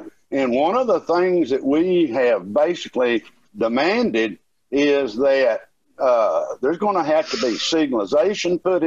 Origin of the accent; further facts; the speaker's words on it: New Providence, United States; I grew up in New Providence